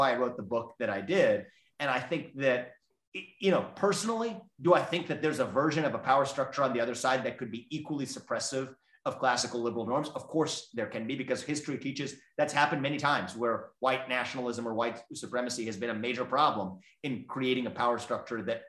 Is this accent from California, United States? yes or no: no; Southwest Ohio, United States; I was born and raised in Southwest Ohio.